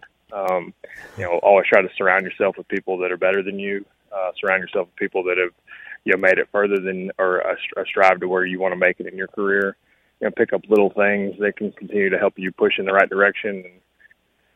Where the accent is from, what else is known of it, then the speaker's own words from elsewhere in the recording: New England, United States; moved away; I was born in New England. I have a bunch of family up here in the Boston area.